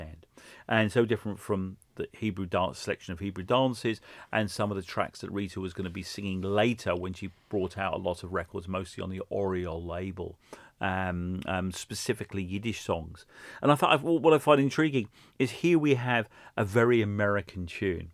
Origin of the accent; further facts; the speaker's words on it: London, United Kingdom; So I grew up in Hendon in northwest London